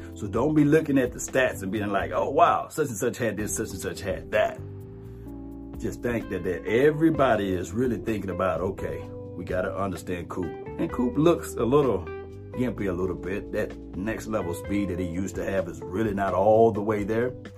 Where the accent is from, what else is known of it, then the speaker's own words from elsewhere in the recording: Natchez, Mississippi, United States; I'm from Natchez